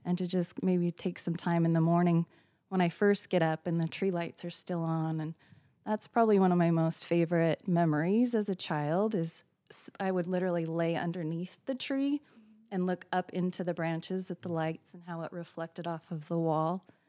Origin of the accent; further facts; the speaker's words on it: Utah, United States; now in Florida, United States; growing up in Utah, it was snowy and cold